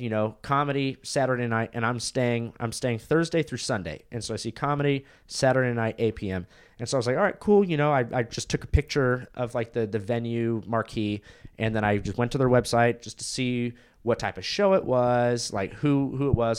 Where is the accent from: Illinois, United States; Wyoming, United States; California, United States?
California, United States; Huntington Beach; moved away as an adult; now in Austin, United States; That's where I was born, lived there for three years, and then I moved to California